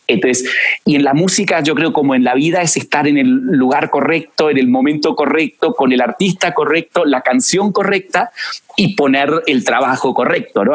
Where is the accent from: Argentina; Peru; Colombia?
Argentina; moved away as an adult; now in Mexico; Y yo nazco en Argentina, nací en Argentina, eh, con esa dualidad de, ir a colegios británicos, eh, siempre hablamos en inglés en mi casa, pero em, apasionado por Argentina